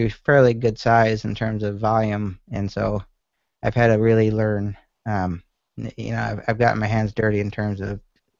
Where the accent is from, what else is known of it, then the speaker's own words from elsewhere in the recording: Syracuse, New York, United States; born there; also born or lived in Montana / Colorado; now in Naples, United States; I was born in Syracuse, went to school at UMass Amherst, and then right after that I went out west.